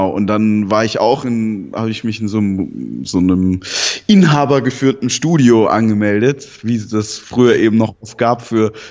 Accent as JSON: {"language": "German", "region": "Southern Germany", "country": "Germany", "tie": "born or raised there", "said": "also ich bin in Süddeutschland aufgewachsen, in einer Pflegefamilie nicht bei meinen leiblichen Eltern, mit denen habe ich auch keinen Kontakt."}